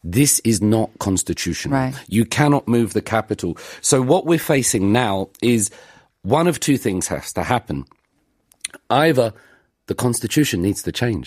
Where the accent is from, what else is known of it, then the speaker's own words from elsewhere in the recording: United Kingdom; now in Seoul, South Korea; I'm from the United Kingdom.